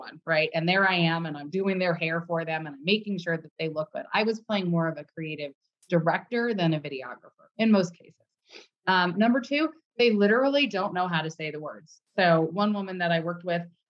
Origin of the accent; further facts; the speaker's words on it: Los Angeles, California, United States; moved away as an adult; also born or lived in Indiana / New York; now in Park City, United States; I'm born and raised in Los Angeles